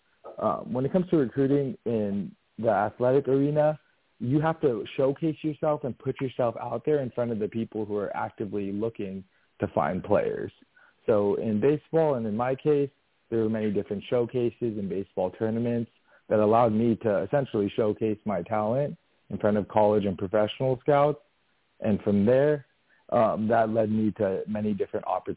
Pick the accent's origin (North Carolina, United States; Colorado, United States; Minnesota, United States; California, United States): California, United States; San Diego; also born or lived in Los Angeles, California; I was born and raised in San Diego, California